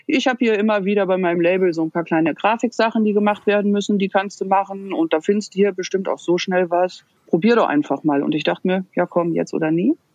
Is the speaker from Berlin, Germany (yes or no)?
no; Sauerland, North Rhine-Westphalia, Germany; moved away as an adult; also born or lived in Dortmund; Ich bin äh, im Sauerland ganz beschaulich groß geworden.